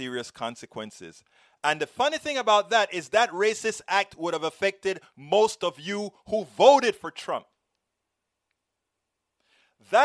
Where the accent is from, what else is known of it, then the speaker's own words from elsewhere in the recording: Panama; I'm from Panama.